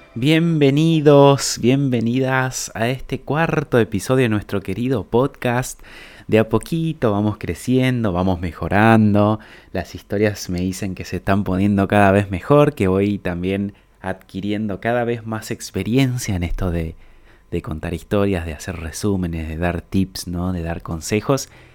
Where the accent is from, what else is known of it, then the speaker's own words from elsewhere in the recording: Paraguay; moved away; la colonia de donde yo vengo, es una colonia alemana allá en Paraguay